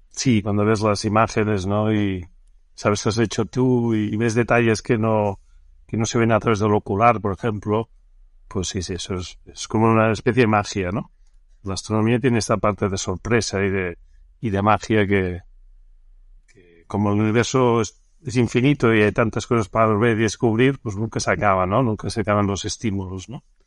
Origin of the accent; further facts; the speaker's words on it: Barcelona, Catalonia, Spain; yo soy nacido en Barcelona